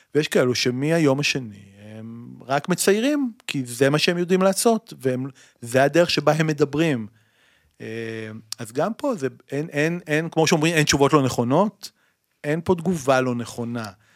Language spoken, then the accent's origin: Hebrew; Tel Aviv, Tel Aviv District, Israel; אני עד היום גר בתל אביב, נולדתי בתל אביב